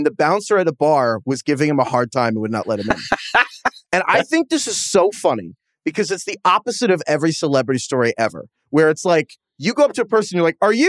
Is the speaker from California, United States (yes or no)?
yes; Mountain View, California, United States; 9 years ago, I was leaving a bar in my hometown of Mountain View, California